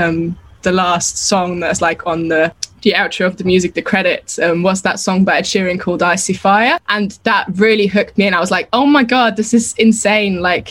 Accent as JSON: {"language": "English", "country": "Austria", "tie": "born or raised there", "second_language": "English", "moved": "yes", "said": "I'm actually from Austria and I grew up over there"}